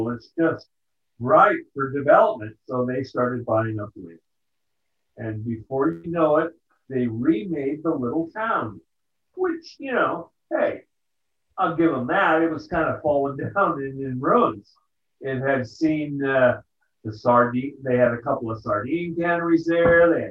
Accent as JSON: {"language": "English", "region": "California", "country": "United States", "said": "we're from Southern California trying to take over a town."}